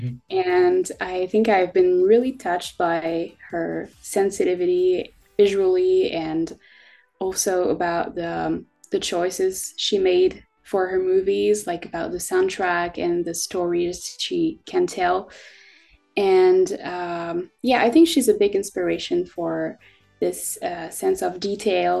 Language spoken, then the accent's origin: English; France; I am 18 and I'm from France